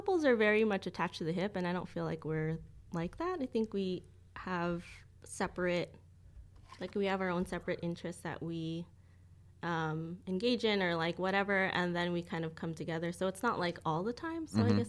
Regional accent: Walnut, California, United States; I am from Walnut, California.

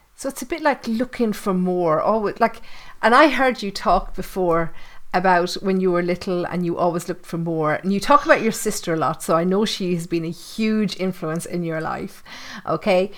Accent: Ireland; I'm Irish. I live in the Irish countryside

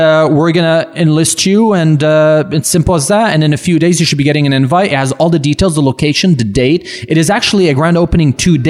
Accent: Laval, Quebec, Canada; first language French; English is a second language; also born or lived in Montreal / Burbank, United States; now in Toronto, Canada; I'm from Laval. Okay. My first language is French.

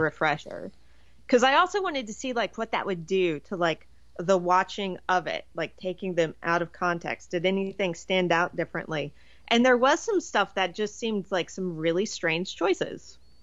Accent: Virginia, United States; I grew up in Virginia

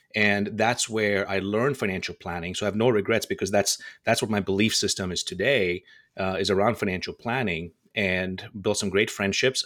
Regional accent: Dubai, United Arab Emirates; moved away as an adult; also born or lived in India; now in Las Vegas, United States; I was born in India, and I was raised in Dubai

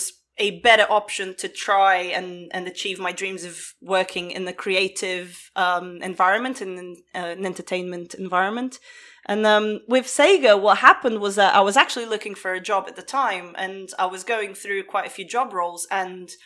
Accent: Portugal; I grew up in Portugal

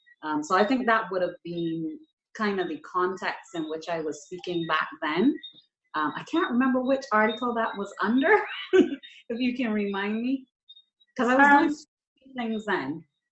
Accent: Barbados; I'm from Barbados.

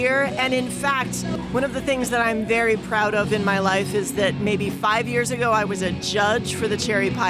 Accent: Leadville, Colorado, United States; now in Loveland, United States; I live here in Loveland, but I originally am from Leadville, Colorado.

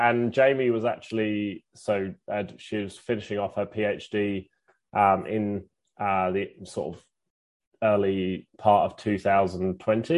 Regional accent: England, United Kingdom; moved away as an adult; now in Melbourne, Australia; I'm from England originally, and came over about 11 years ago to play hockey for 6 months and ended up staying.

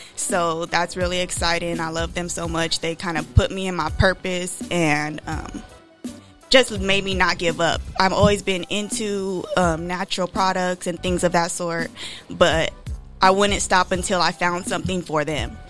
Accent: Rialto, California, United States; moved away as an adult; now in Bay Area, United States; I was born and raised in the IE. I'm from Rialto, California.

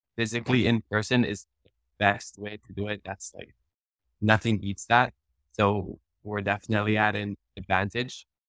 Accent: Hawaii, United States; first language Hawaiian; English is a second language; I've been so blessed with a Hawaiian immersion background, Hawaiian as my first language

